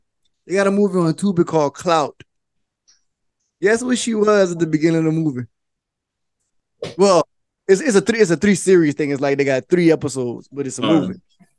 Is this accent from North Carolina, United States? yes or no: no; Louisiana, United States; and we're from Louisiana